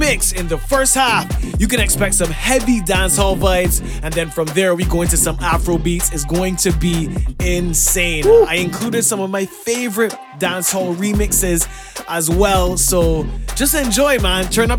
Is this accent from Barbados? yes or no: yes; Barbados; I'm from Barbados